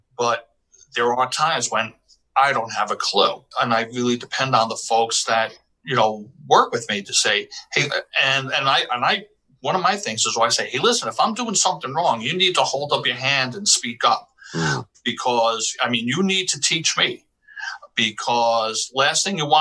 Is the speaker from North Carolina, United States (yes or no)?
no; New York City, New York, United States; also born or lived in Bronx; I grew up in Washington Heights, in the Washington Heights section of Manhattan